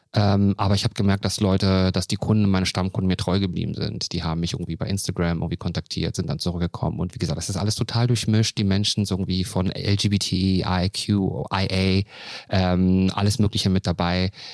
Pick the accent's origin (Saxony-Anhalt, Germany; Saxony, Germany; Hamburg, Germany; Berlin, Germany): Berlin, Germany; ich komme aus dem Wedding und ähm, Neukölln